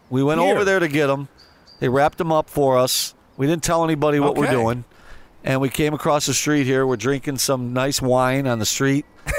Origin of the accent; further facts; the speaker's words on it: Binghamton, New York, United States; I grew up in upstate New York. I grew up in Binghamton, New York, which is about a six-hour drive to here.